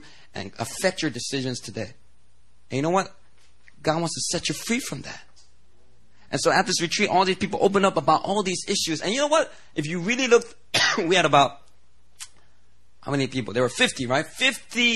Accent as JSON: {"language": "English", "town": "Philadelphia", "region": "Pennsylvania", "country": "United States", "tie": "born or raised there", "also_born_or_lived": "New Jersey", "moved": "as an adult", "lives_now": "Seoul, South Korea", "said": "I grew up in Philly"}